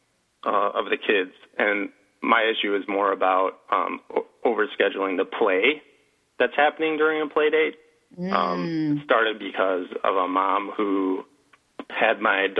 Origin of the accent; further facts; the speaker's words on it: Chicago, Illinois, United States; I'm from Chicago, so I'm a Bears fan